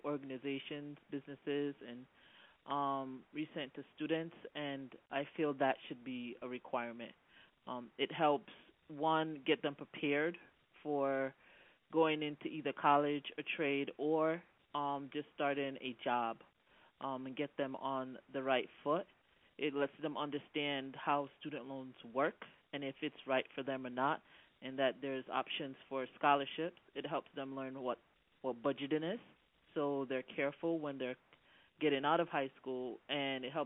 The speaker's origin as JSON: {"language": "English", "country": "Jamaica", "said": "I am Black Jamaican."}